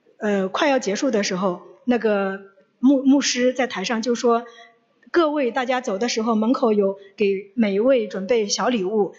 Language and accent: Chinese; China; 中秋节对我们中国人来说就是团圆